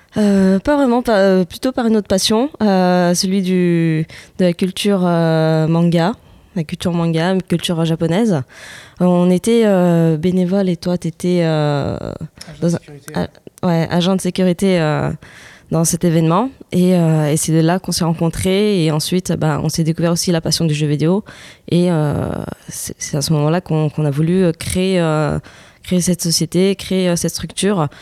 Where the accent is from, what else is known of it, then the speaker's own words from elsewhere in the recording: France; on a grandi en France et pas mes parents